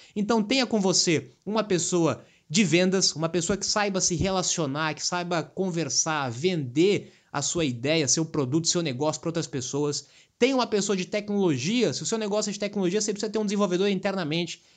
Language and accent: Portuguese; Brazil